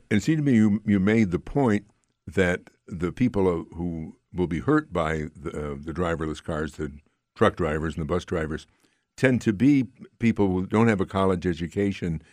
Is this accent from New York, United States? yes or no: yes; Amsterdam, New York, United States; my hometown of Amsterdam